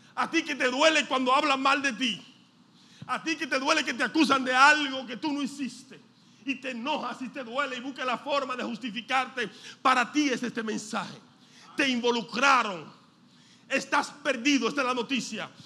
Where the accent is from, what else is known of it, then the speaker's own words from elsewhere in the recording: Dominican Republic; nosotros somos dominicanos, el dominicano a todo le quita o le pone